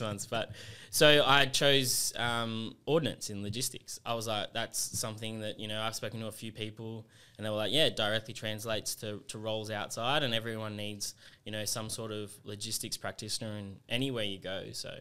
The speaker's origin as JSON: {"language": "English", "town": "Sydney", "region": "New South Wales", "country": "Australia", "tie": "born or raised there", "also_born_or_lived": "England", "lives_now": "Canberra, Australia", "said": "I, I, uh, grew up in Western Sydney"}